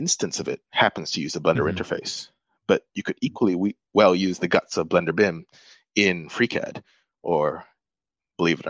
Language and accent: English; Malaysia; I grew up in Malaysia